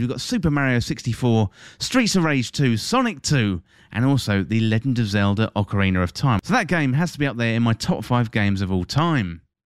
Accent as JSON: {"language": "English", "region": "England", "country": "United Kingdom", "tie": "born or raised there", "said": "my home country, that's England, if you didn't tell from the accent"}